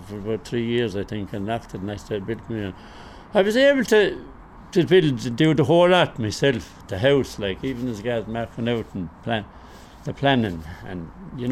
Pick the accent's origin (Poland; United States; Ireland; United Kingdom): Ireland; Clonmel, Munster; we are originally from Anna Green